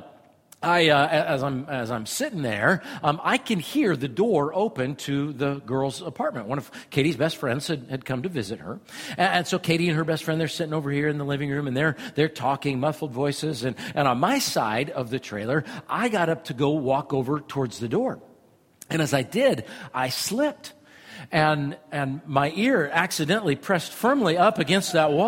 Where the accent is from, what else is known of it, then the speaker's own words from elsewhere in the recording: Iowa, United States; I'm from Iowa